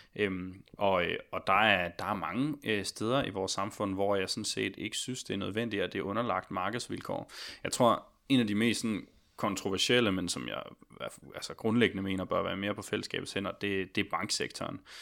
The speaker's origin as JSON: {"language": "Danish", "town": "Odense", "region": "Southern Denmark", "country": "Denmark", "moved": "yes", "lives_now": "Copenhagen, Denmark", "said": "jeg blev aktiv tidligt der som 14-årig i Odense, hvor jeg kommer fra"}